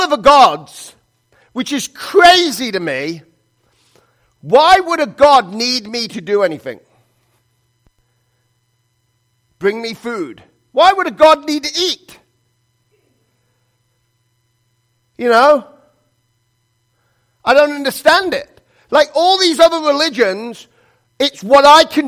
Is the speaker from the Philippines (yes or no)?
no; England, United Kingdom; moved away; I was born in England